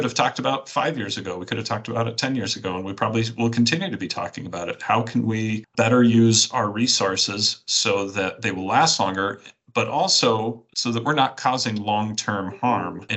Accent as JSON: {"language": "English", "town": "Denver", "region": "Colorado", "country": "United States", "tie": "born or raised there", "moved": "yes", "said": "I grew up in Denver"}